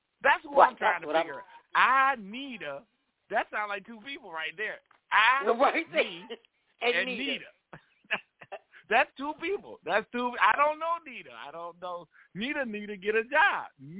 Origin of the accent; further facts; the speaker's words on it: El Salvador; I'm from El Salvador. Like, you are not going to be talking about me and my people.